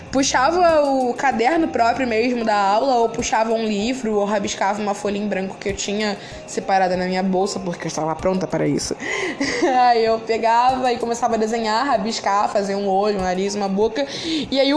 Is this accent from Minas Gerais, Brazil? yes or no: no; Rio de Janeiro, Brazil; eu sou carioca, eu moro no Rio de Janeiro. E eu tenho 20 anos